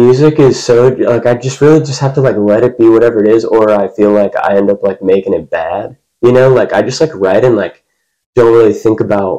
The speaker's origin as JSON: {"language": "English", "town": "Fairview", "region": "Tennessee", "country": "United States", "tie": "born or raised there", "said": "I'm from Fairview, Tennessee, about 35 minutes out of town"}